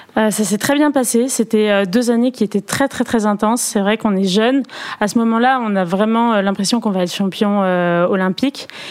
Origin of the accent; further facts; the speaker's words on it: Perpignan, Occitania, France; now in Paris, France; je viens de Perpignan euh, du sud de la France, mes parents ont déménagé à Perpignan